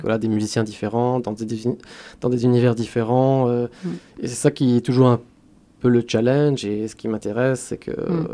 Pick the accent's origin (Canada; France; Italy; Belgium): France; Metz, Grand Est; j'ai grandi à Metz